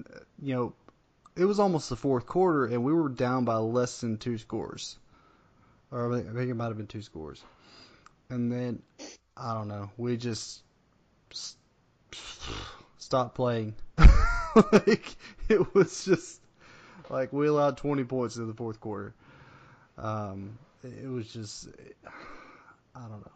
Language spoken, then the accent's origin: English; Arkansas, United States; growing up in Arkansas, we had the Hogs and we didn't have any pro teams